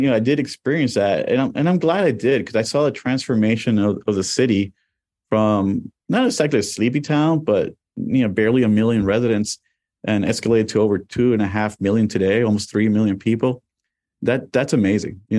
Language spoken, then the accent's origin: English; Miami, Florida, United States; also born or lived in New York; I was born in New York, and I got there in 1976 to Miami.